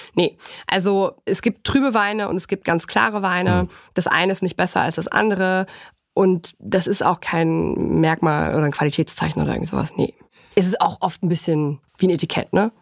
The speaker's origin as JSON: {"language": "German", "country": "Germany", "said": "bei uns in Deutschland"}